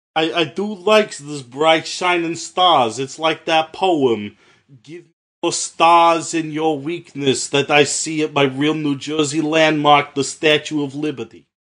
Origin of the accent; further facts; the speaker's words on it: Canada; I'm Canadian